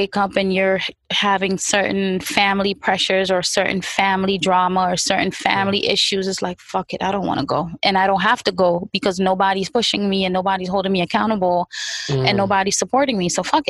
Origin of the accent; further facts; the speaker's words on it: New York City, New York, United States; also born or lived in Far Rockaway; growing up in the 90s, meaning the 90s Brooklyn, East 96, East 95, those places